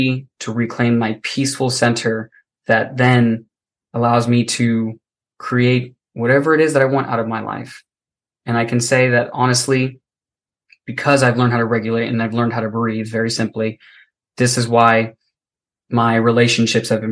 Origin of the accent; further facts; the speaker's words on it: Florida, United States; I was born and raised in Florida. It is hot as fuck here